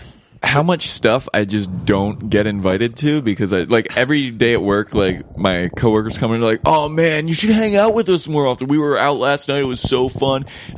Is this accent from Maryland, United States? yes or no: yes; Baltimore, Maryland, United States; I'm from Baltimore.